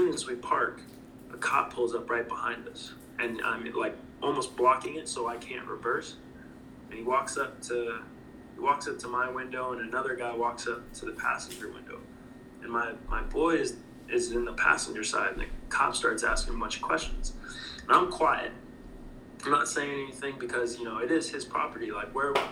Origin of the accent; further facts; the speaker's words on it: North Florida, United States; moved away; also born or lived in St. Louis / Louisville; North Florida is the South